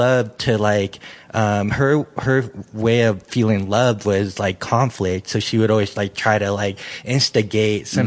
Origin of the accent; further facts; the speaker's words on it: San Francisco, California, United States; moved away; growing up in San Francisco